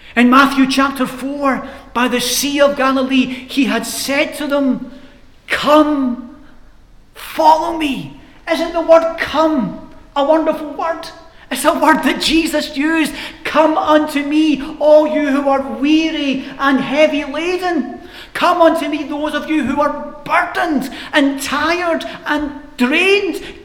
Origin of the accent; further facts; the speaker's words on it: Glasgow, Scotland, United Kingdom; I grew up in Glasgow, and the housing scheme I grew up in were tenement blocks, we called them in Glasgow